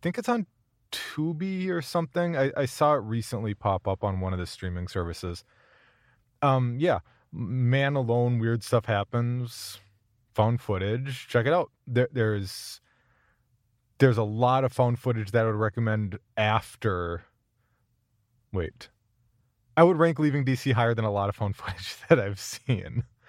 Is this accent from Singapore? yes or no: no; United Kingdom; I think as a Brit, it has a certain charm and definitely plays with the kind of social construct that we have over here.